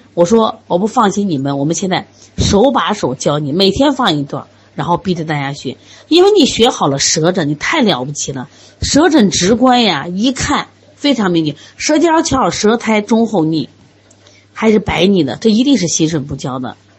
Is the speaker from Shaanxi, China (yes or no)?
yes; Shaanxi, China; 我们陕西人嘛，天天吃馍呀